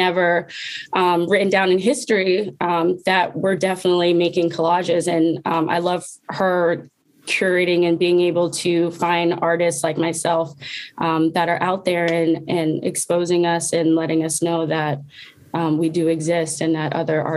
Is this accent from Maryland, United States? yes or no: yes; Baltimore County, Maryland, United States; I was born in Baltimore City, but I was raised in Baltimore County.